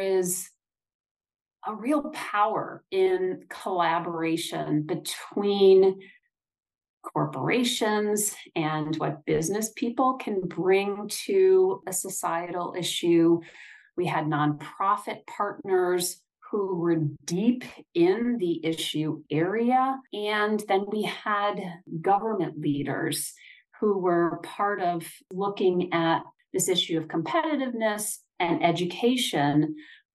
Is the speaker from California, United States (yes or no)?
no; Michigan, United States; I grew up in Michigan